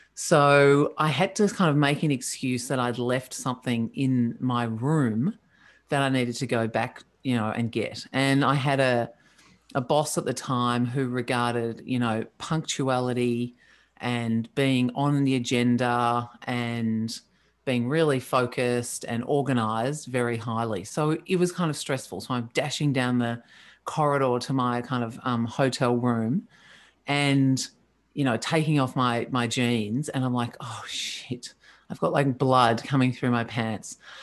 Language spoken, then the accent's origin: English; Australia; I'm Australian.